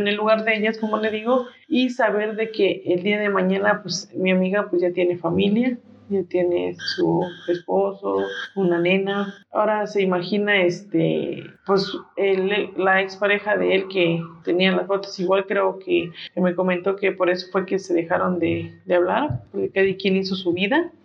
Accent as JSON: {"language": "Spanish", "country": "Mexico", "said": "como mexicanos"}